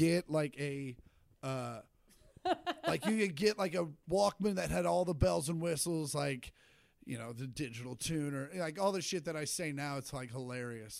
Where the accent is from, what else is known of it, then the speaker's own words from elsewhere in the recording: Shawnee, Kansas, United States; moved away; I grew up in Shawnee